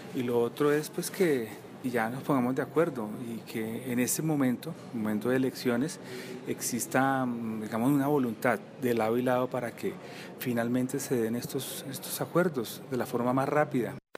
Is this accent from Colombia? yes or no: yes; Colombia; como colombiano